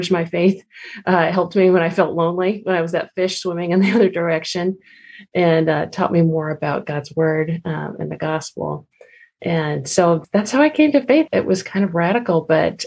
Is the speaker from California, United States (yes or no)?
yes; Southern California, United States; moved away as an adult; now in Washington, D.C., United States; I grew up in California, Southern California, the beaches, the laid-back beaches of Southern California